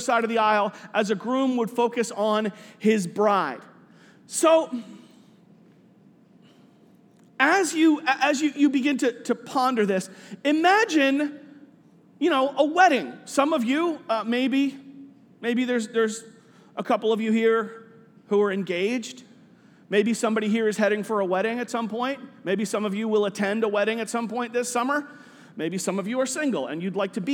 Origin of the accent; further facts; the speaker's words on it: New York City, New York, United States; moved away as an adult; also born or lived in Minnesota; I grew up in Staten Island